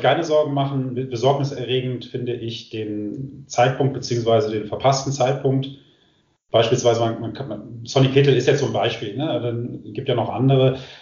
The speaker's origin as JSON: {"language": "German", "town": "Düsseldorf", "region": "North Rhine-Westphalia", "country": "Germany", "moved": "yes", "said": "ich komme ursprünglich aus Düsseldorf"}